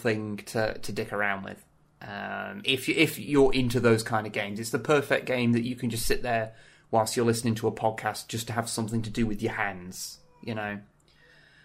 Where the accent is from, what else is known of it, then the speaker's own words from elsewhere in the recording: United Kingdom; I'm quite British, but I'm not that British